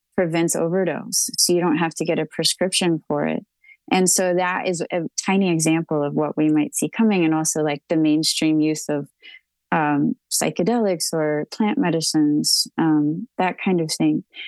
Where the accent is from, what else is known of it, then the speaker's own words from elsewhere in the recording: Texas, United States; I'm a Texan